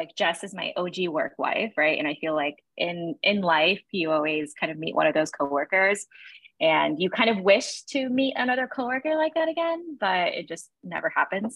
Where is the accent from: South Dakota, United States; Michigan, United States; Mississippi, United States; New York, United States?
New York, United States; New York City; I am born and bred in Williamsburg, Brooklyn